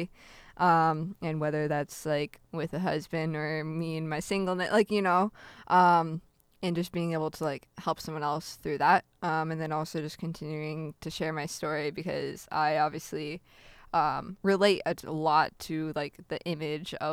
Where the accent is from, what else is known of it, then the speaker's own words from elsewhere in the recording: Peoria, Illinois, United States; also born or lived in Novosibirsk, Russia / Wisconsin; I'm from the Peoria, Illinois area